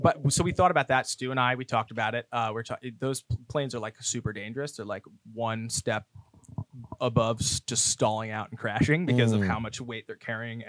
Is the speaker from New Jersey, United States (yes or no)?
yes; New Jersey, United States; now in Tampa, United States; I'm just a kid from New Jersey